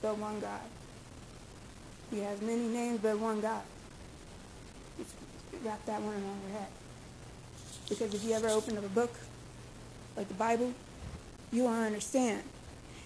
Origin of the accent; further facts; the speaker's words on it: Memphis, Tennessee, United States; I grew up in Memphis, Tennessee.